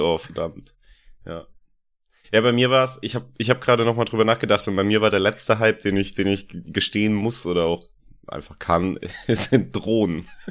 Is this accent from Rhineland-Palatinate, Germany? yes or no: yes; Landau, Rhineland-Palatinate, Germany; von meiner Heimatstadt, von Landau aus